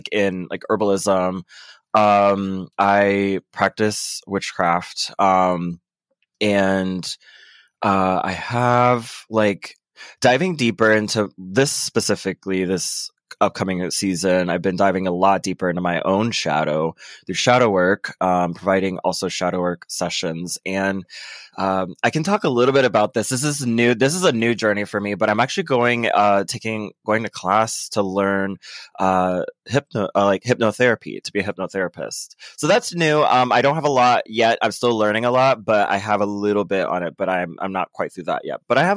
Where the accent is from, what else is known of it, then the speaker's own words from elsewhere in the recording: Orlando, Florida, United States; I'm from Orlando, Florida.